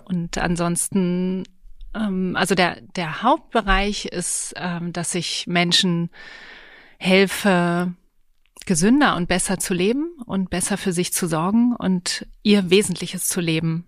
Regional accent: Berlin, Germany; ich bin zwar in Berlin auch äh, geboren und aufgewachsen

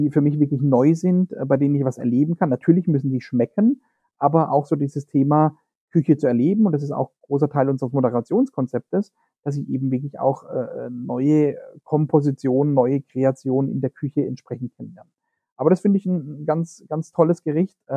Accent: Baden-Württemberg, Germany; das man äh, unschwer an meinem Ak Akzent zu erkennen in Baden-Württemberg findet.

